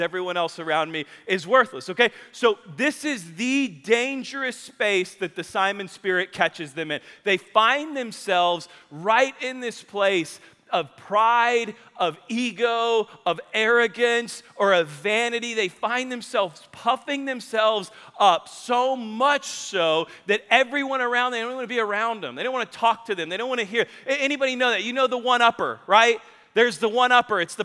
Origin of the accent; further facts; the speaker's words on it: Spring Hill, Kansas, United States; I grew up in Spring Hill, Kansas